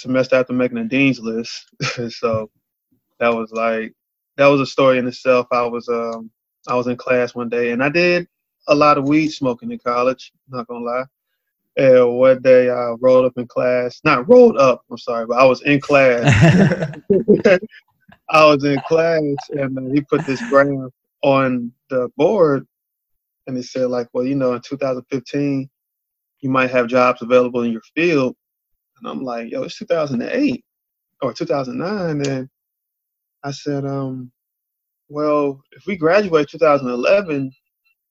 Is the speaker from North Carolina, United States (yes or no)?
yes; Charlotte, North Carolina, United States; I'm from Charlotte.